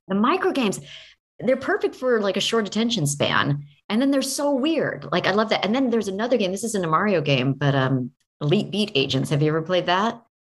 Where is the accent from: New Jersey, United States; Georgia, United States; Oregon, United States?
Oregon, United States; I grew up in Oregon